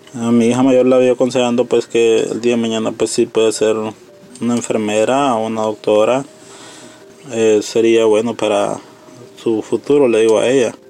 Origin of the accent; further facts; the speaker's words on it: Honduras; moved away as an adult; now in United States; nosotros emigramos de Honduras por motivos de que allá hay mucha delincuencia